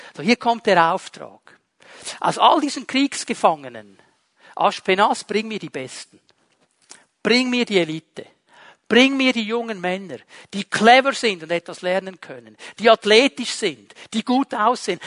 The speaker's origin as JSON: {"language": "German", "country": "Switzerland"}